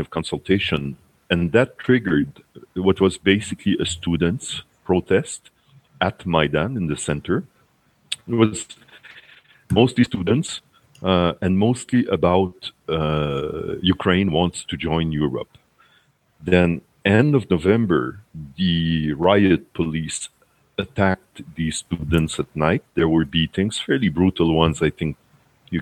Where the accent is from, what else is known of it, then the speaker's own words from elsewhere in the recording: Quebec, Canada; I'm from Quebec in Canada